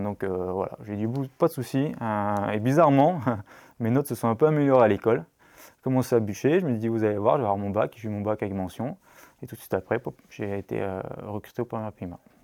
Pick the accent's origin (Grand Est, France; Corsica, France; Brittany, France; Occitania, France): Brittany, France; also born or lived in La Rochelle; je suis breton